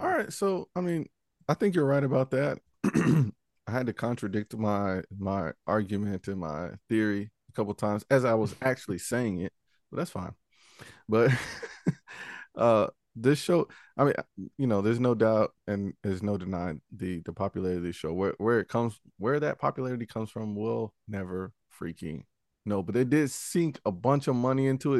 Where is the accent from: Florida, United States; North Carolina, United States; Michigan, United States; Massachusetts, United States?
North Carolina, United States; Charlotte; I grew up in the Charlotte Mecklenburg school system